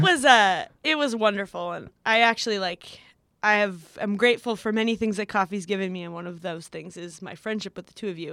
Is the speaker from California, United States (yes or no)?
yes; Santa Barbara, California, United States; Santa Barbara is, uh, well known for being an expensive place, but, uh, it's also where I grew up